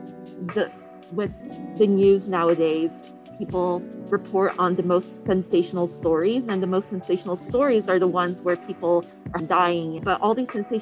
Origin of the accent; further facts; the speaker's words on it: Canada; moved away; I'm from Canada